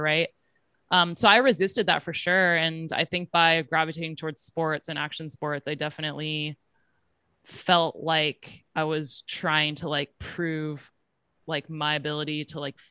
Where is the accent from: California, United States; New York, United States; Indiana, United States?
California, United States; Silicon Valley; I grew up in Silicon Valley